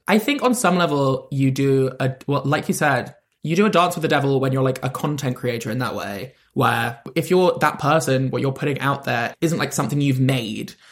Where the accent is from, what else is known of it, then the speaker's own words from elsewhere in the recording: London, United Kingdom; I'm from London, and I would always be like, "I'm from London."